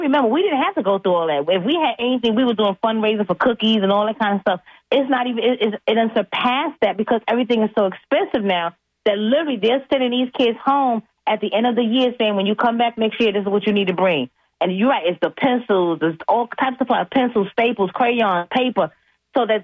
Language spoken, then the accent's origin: English; New York, United States; growing up in New York